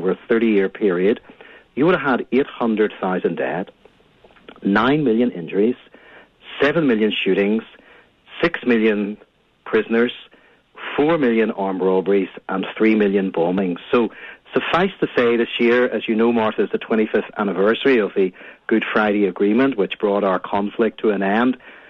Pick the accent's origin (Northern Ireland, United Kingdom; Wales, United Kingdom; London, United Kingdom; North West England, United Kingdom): Northern Ireland, United Kingdom; Belfast; I grew up in Belfast.